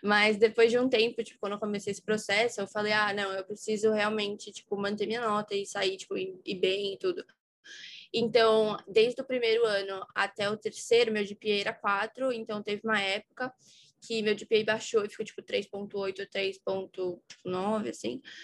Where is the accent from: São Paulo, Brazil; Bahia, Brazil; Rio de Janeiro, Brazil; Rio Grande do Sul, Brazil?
São Paulo, Brazil; eu sou de São Paulo, tenho dezoito anos